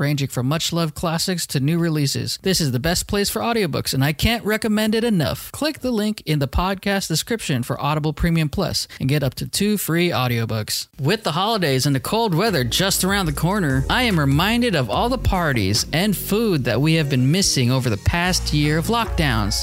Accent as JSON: {"language": "English", "town": "Orange", "region": "California", "country": "United States", "said": "I'm from Orange, California"}